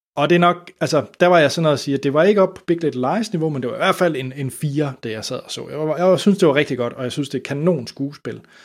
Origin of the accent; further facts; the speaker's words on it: Denmark; som dansker